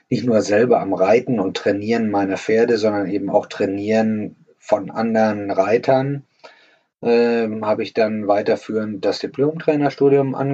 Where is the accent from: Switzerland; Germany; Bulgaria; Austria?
Germany; Warendorf, North Rhine-Westphalia; Zeit in meiner Jugend in Warndorf genauso angesagt wie der Reitsport, noch mit Bundesleistungszentrum, mit Internat und so weiter und so fort.